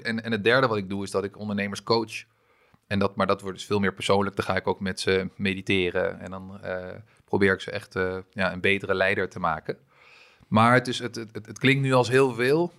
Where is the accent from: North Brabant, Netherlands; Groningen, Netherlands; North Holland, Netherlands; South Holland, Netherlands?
North Holland, Netherlands; Amstelveen; also born or lived in France; ik ben mijn hele leven opgegroeid in, in Amstelveen